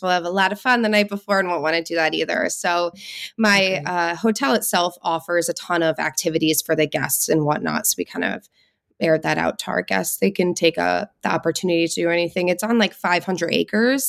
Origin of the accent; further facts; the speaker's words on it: Connecticut, United States; we're originally from Connecticut. Both of us were born and raised in Connecticut